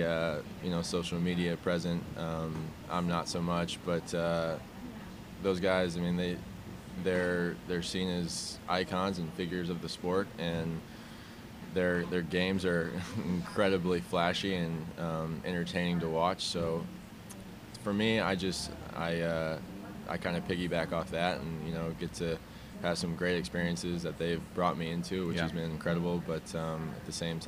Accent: Omaha, Nebraska, United States; I'm from Omaha

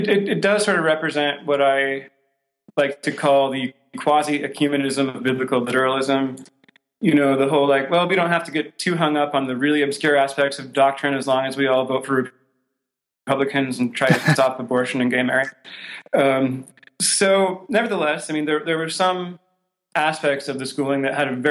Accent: Fishers, Indiana, United States; also born or lived in Colorado Springs; I grew up mostly in a north suburb of Indianapolis

